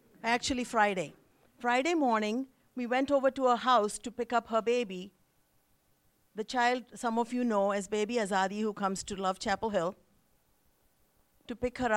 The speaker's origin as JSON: {"language": "English", "country": "India", "tie": "born or raised there", "moved": "yes", "said": "I was born and raised in India"}